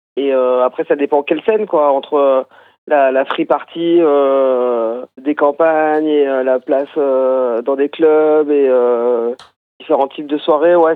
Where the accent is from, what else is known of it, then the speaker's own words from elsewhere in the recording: Brittany, France; je viens de Bretagne